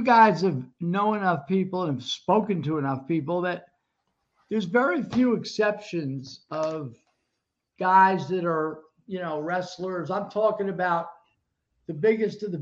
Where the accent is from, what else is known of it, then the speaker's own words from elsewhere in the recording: New Jersey, United States; my hometown. I was in Jersey